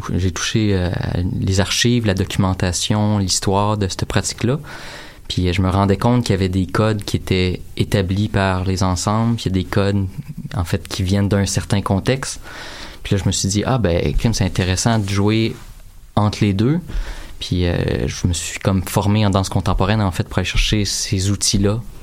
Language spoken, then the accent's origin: French; Drummondville, Quebec, Canada; je viens de Drummondville